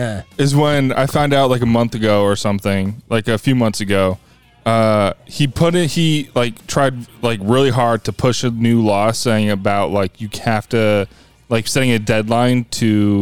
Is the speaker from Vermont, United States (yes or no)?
yes; Vermont, United States; I'm from Vermont.